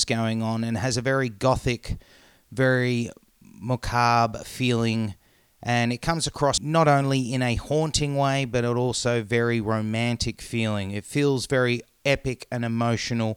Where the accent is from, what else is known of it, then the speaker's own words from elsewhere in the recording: Norway; moved away; when I grew up in Norway